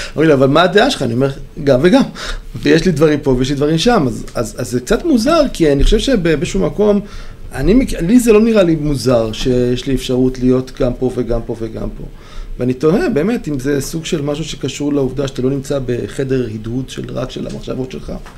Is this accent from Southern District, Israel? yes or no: yes; Beersheba, Southern District, Israel; אני מבאר שבע, שזה דרום מרכזי